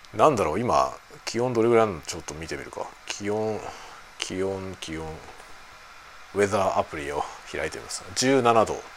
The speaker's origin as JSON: {"language": "Japanese", "region": "Kanto", "country": "Japan", "tie": "born or raised there", "also_born_or_lived": "Osaka", "first_language": "Japanese", "moved": "yes", "lives_now": "Sapporo, Japan", "said": "僕はね今の札幌に住んでるけどあの出身は関東なんですよ"}